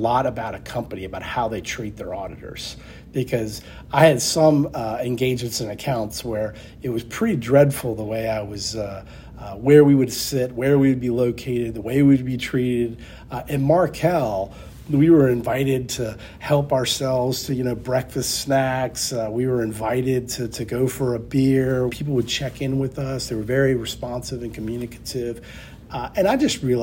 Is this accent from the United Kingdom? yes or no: no; Charlottesville, Virginia, United States; also born or lived in Lansing, Michigan; At 5 years of age, we moved to Charlottesville, Virginia, where I grew up